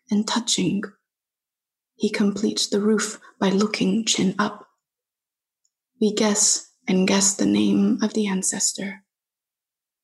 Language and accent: English; Fresno, California, United States; Fresno. You know, it's a place where I was born and raised